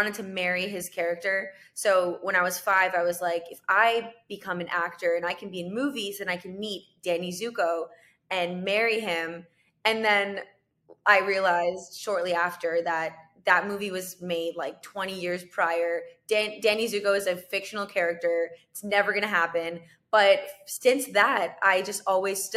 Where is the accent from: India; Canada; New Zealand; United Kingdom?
Canada; moved away as an adult; now in United States; I'm from Canada